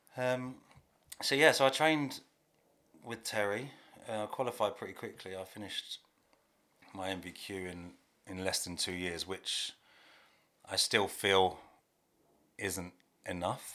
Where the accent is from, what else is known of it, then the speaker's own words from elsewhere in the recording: Hertfordshire, East of England, United Kingdom; I live in Hertfordshire, I'm from Hertfordshire.